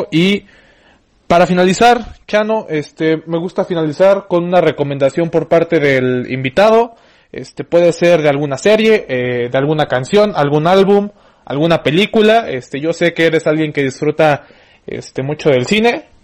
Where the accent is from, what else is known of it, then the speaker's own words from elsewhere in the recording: Mexico; Sí, como buen mexicano.